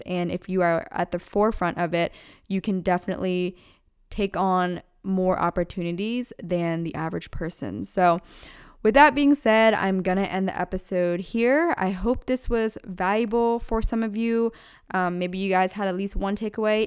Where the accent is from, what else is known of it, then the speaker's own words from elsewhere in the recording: Pennsylvania, United States; moved away as an adult; now in California, United States; I'm born and raised in Pennsylvania and my family still lives there